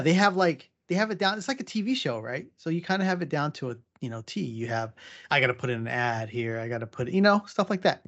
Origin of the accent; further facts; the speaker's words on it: San Diego, California, United States; me growing up in San Diego.